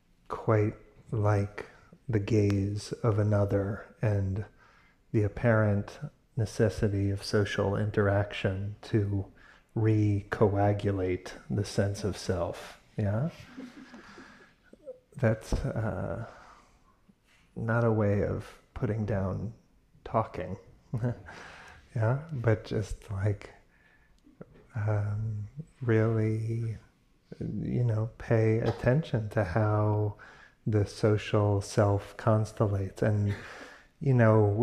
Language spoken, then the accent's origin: English; New York, United States; now in California, United States; I grew up in New York, but have been in California for 20 years